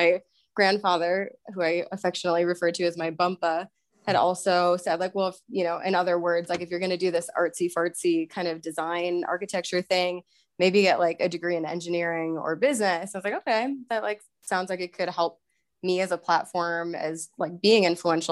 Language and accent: English; Verona, Wisconsin, United States; moved away as an adult; also born or lived in New York; now in Colorado, United States; I grew up in Verona, Wisconsin, right outside of Madison